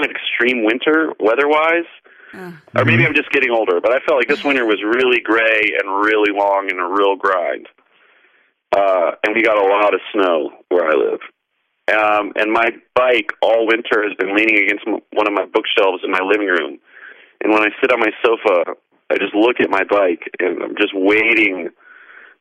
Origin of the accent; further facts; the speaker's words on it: North Carolina, United States; Growing up in North Carolina